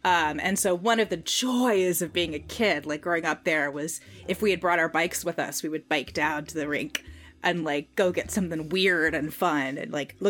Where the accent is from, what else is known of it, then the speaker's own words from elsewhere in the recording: Louisiana, United States; both my parents are from Louisiana, but they're from two different towns in Louisiana. My dad's from my hometown.